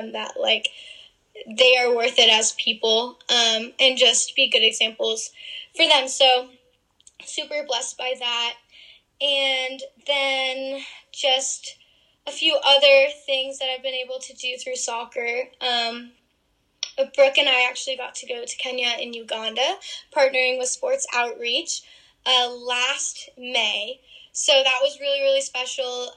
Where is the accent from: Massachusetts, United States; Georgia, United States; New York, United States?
Massachusetts, United States; moved away as an adult; I'm actually from Massachusetts